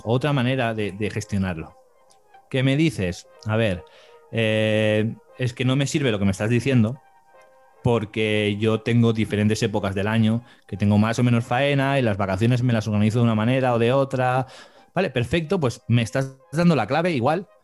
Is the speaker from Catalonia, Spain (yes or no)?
yes; Barcelona, Catalonia, Spain; yo soy de España, aquí de Barcelona